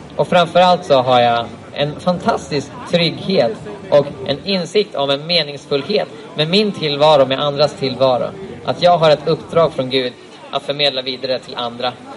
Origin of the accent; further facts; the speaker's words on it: Sweden; jag som svensk